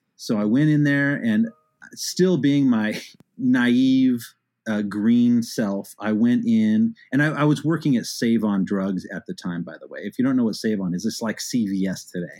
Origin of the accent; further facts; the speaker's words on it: Arcadia, California, United States; in the suburb like Arcadia